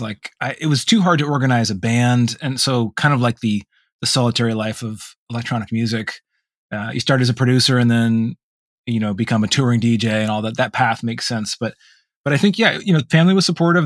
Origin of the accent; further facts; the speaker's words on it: Vermont, United States; moved away; in Vermont, there wasn't a lot of alternatives